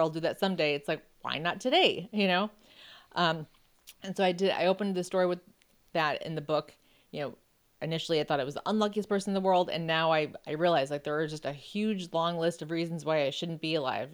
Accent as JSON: {"language": "English", "town": "Buffalo", "region": "New York", "country": "United States", "tie": "born or raised there", "said": "I grew up in Buffalo"}